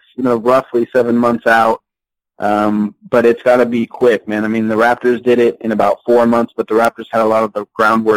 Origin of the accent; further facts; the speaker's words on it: Louisiana, United States; now in Washington, United States; when I was younger growing up in Louisiana.